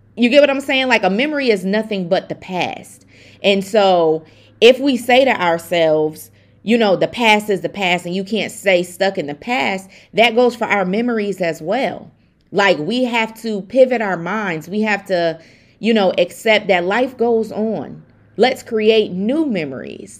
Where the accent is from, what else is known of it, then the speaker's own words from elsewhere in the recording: Buffalo, New York, United States; I'm from Buffalo, New York